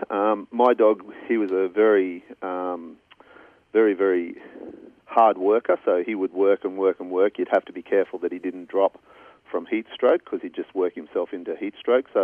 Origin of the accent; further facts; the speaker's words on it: Brighton-le-Sands, New South Wales, Australia; I was raised in Brighton-le-Sands